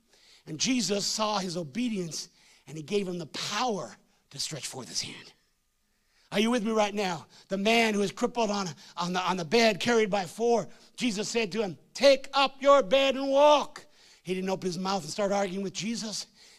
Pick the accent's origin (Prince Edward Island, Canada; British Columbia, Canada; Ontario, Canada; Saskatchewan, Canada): Ontario, Canada; Hamilton; born there; I was born in Hamilton, Ontario.